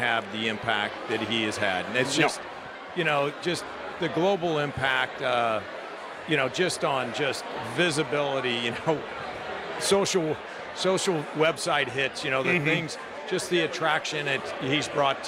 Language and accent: English; St. Louis, Missouri, United States; both of us growing up in St. Louis